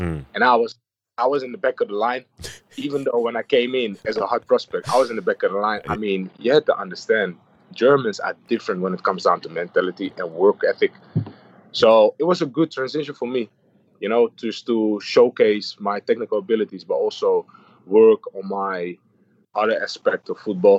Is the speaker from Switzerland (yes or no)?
no; Amsterdam, North Holland, Netherlands; moved away as an adult; also born or lived in Hamburg; I've been born and raised in Amsterdam. I'm an Amsterdam kid